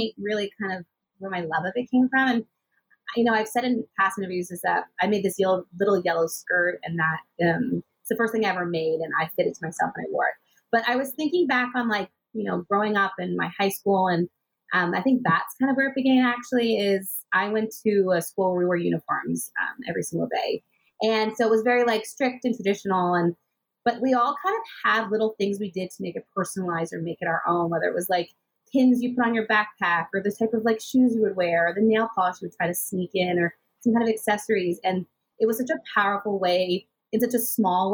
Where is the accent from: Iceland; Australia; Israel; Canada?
Canada; Richmond Hill, Ontario; also born or lived in United States / Vancouver / Toronto; I grew up just outside of Toronto in Richmond Hill. I was actually born in the U.S. and then I moved to Canada when I was 3 years old.